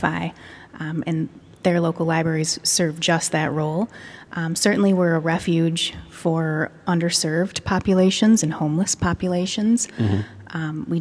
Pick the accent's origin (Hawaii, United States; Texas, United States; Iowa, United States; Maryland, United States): Iowa, United States; Denver; My hometown library in Dear Denver, Iowa